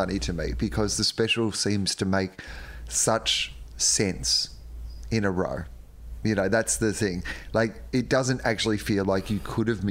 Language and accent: English; Australia; I grew up with in the Australian scene